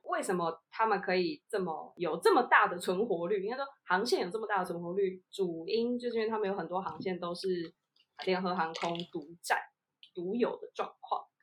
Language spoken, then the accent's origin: Chinese; Taiwan; 我们是台湾人，那我们一定会比较想要搭国航嘛